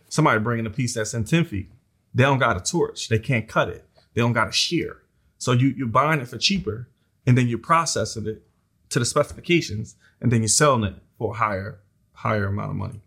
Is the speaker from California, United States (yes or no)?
no; Philadelphia, Pennsylvania, United States; I grew up in South Philly